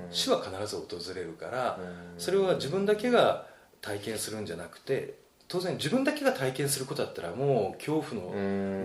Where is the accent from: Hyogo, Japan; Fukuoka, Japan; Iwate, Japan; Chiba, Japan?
Fukuoka, Japan; moved away as an adult; also born or lived in Tokyo; 地元は福岡なんですよね。